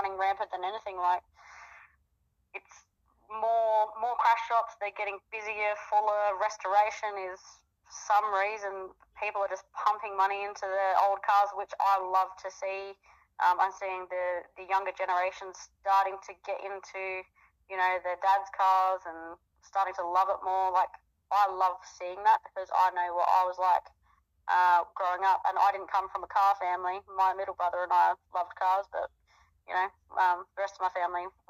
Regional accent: Adelaide, South Australia, Australia; moved away as an adult; now in Perth, Australia; I grew up in Adelaide

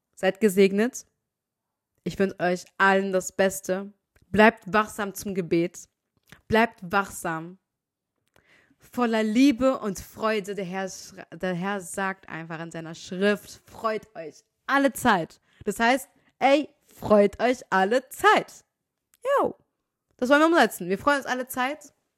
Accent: Germany; ich bin in Deutschland geboren

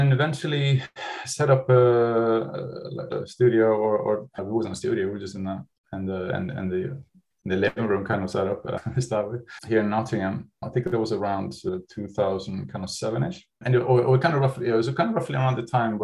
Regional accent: Iceland; moved away as an adult; now in United Kingdom; so I'm from Iceland and I came to the UK in 1990 to study architecture.

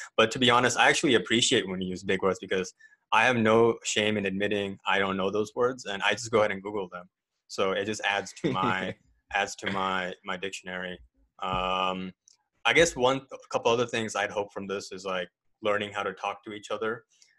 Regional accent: Canada; also born or lived in India / Katy, Texas, United States; Born in India. I grew up in Canada most of my life. Canada and the U.S. most of my life, but I call Katy, Texas, home.

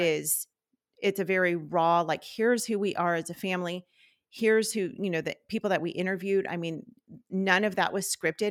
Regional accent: Southern California, United States; moved away as an adult; our family, we're from California, from Southern California

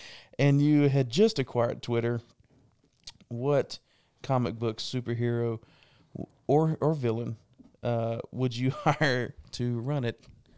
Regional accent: United States; as an American.

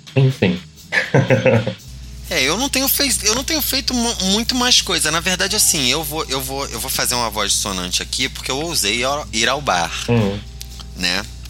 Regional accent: Rio de Janeiro, Brazil; now in São Paulo, Brazil; enquanto carioca em São Paulo

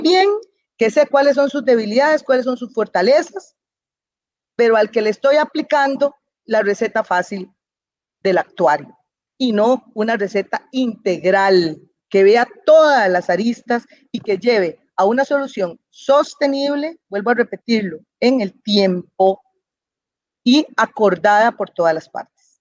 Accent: Costa Rica; Los dueños somos los costarricenses

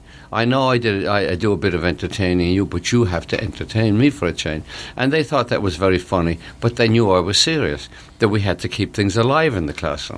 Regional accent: Ireland; moved away as an adult; now in United States; I came from Ireland carrying strange baggage, the poverty, my father's alcoholism, and so on

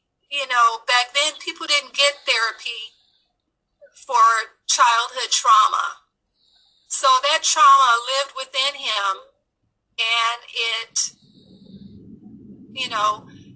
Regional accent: Los Angeles, California, United States; We grew up in Los Angeles in the inner city

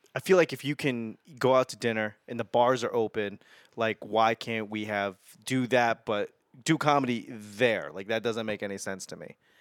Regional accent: Boston, Massachusetts, United States; moved away as an adult; also born or lived in Los Angeles / Washington, D.C. / Albuquerque; now in Las Vegas, United States; I grew up in Boston

